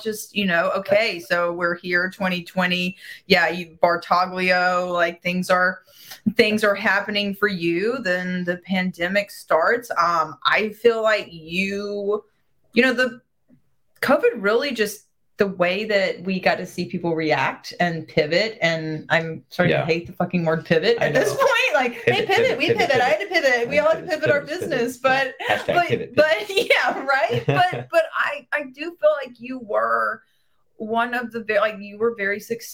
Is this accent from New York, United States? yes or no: no; Alabama, United States; I'm from Alabama